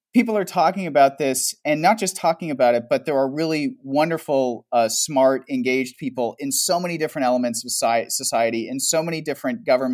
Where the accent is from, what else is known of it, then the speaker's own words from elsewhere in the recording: Canada; also born or lived in Toronto; so I'm Canadian. And I live in Toronto